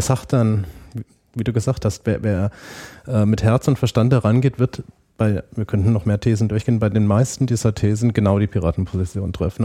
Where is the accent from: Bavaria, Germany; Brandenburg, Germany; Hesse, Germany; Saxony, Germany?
Bavaria, Germany; Münnerstadt; moved away as an adult; also born or lived in Marburg / Lake Constance / Erlangen; now in Berlin, Germany; bin dann groß geworden in einem kleinen Städtchen, das hieß Münnerstadt, das ist dann in der Mitte zwischen Würzburg und Fulda